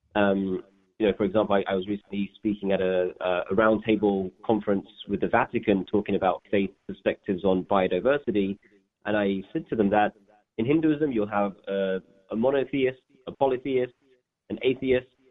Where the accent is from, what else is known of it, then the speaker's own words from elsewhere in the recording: London, United Kingdom; also born or lived in Leeds; my parents settled in um, northwest London, which is where I grew up